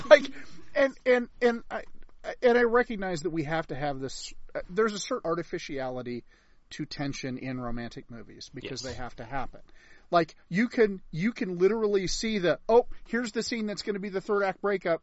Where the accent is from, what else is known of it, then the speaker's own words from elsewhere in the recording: United States; as an American